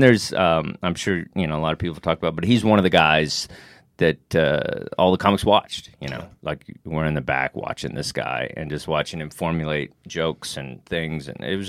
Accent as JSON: {"language": "English", "region": "Texas", "country": "United States", "said": "I'm from Texas and stuff, and I've been with managers and stuff, and they're like, okay, you need more of a Southern accent."}